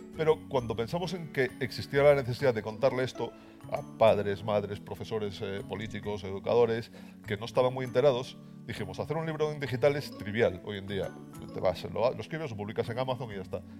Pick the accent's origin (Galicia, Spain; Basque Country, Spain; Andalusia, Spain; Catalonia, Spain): Galicia, Spain; accent: Galician; en Galicia, igual por mi acento os habéis dado cuenta, y además os dijo que trabajo en los museos científicos coruñeses